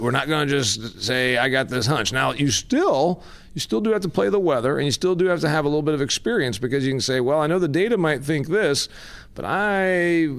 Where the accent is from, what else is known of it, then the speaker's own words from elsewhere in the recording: Midwest, United States; We all know that because we're from the Midwest.